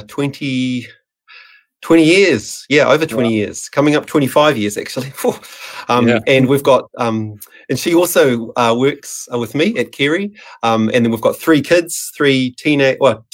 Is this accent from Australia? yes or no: no; Auckland, New Zealand; I grew up in Mount Albert. Owairaka is my maunga. I grew up in the shadows of that beautiful mountain. So really an Auckland boy, central Auckland.